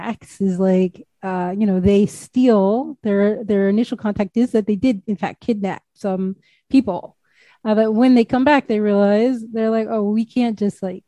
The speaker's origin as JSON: {"language": "English", "country": "United States", "said": "as an American"}